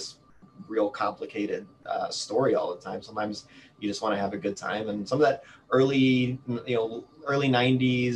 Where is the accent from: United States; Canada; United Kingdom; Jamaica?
United States; St. Louis, Missouri; I'm from St. Louis